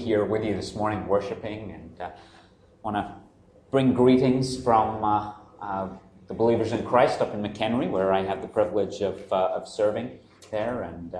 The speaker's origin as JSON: {"language": "English", "region": "South West England", "country": "United Kingdom", "said": "What's left of my accent may give away. I'm actually from the southwest of England, spent quite a lot of time in London working in the hospitality industry."}